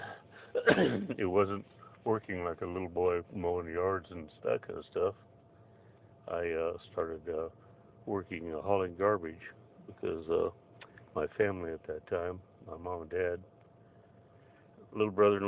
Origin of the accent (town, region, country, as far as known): Blythe, California, United States; born or raised there; also born or lived in Arizona